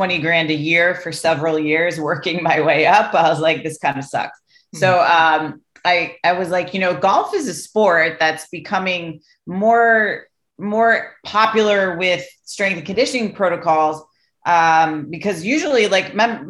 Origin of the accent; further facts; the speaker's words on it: Greenwich, Connecticut, United States; where I grew up in Greenwich, Connecticut, was very wealthy